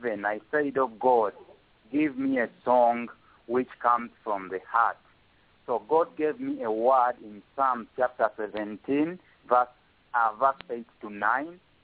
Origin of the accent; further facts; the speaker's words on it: Uganda; first language Luganda; English is a second language; my native language, Luganda